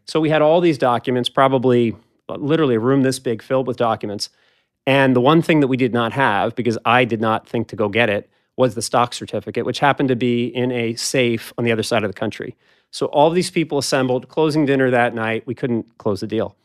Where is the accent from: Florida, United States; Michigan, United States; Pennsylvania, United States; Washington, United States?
Pennsylvania, United States; Philadelphia; I grew up in Philadelphia and then went with you to Cornell